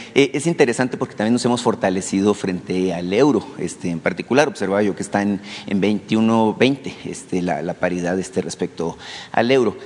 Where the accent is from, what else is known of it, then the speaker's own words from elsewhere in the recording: Sonora, Mexico; soy de Sonora